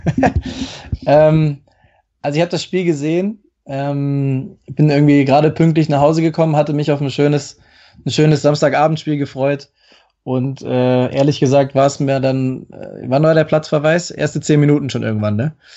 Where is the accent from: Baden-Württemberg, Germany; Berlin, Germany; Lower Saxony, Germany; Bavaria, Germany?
Baden-Württemberg, Germany; Stuttgart; moved away as an adult; also born or lived in Hamburg; now in Munich, Germany; ich bin äh, in, zwar in Hamburg geboren, aber relativ früh in der Jugend dann äh, in die Umgebung Stuttgart äh, gezogen